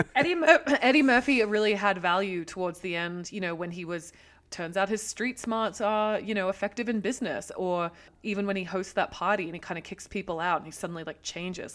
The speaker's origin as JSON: {"language": "English", "country": "Australia", "moved": "yes", "lives_now": "United States", "said": "being Australian and coming into America, obviously coming from a country that has a deeply racist background also"}